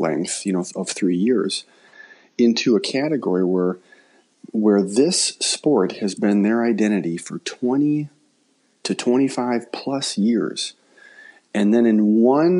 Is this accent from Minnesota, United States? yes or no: yes; Hastings, Minnesota, United States; growing up in Hastings